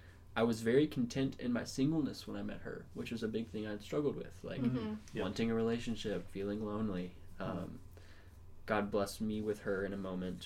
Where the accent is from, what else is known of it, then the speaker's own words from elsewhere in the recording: Ocean Springs, Mississippi, United States; moved away as an adult; now in Tennessee, United States; I grew up in Mississippi, tiny coastal town called Ocean Springs.